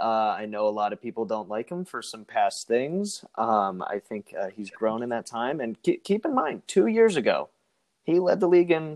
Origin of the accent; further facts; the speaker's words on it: Pittsburgh, Pennsylvania, United States; I am from Pittsburgh, Pennsylvania.